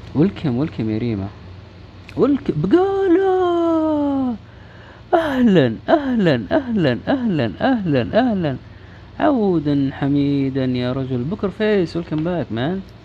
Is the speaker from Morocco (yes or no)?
no; Saudi Arabia; نحتفل فيها مو بس كسعوديين